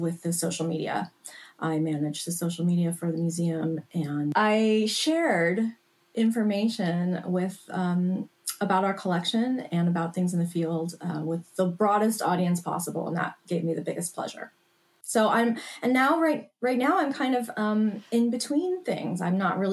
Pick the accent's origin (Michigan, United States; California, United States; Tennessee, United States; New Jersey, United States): California, United States; Los Angeles; also born or lived in New York; I actually decided to move back to Los Angeles, which is my hometown.